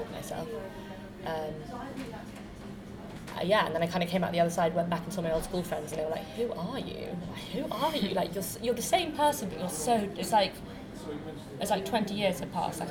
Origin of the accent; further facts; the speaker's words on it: London, United Kingdom; I grew up in London